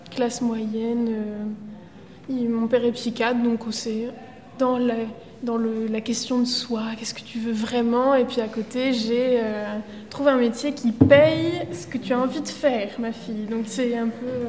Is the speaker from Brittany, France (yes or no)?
yes; Brittany, France; moved away as an adult; now in Paris, France; je viens de Bretagne